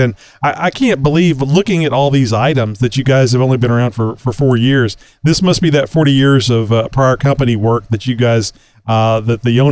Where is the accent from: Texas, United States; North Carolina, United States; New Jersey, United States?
Texas, United States; I'm from Texas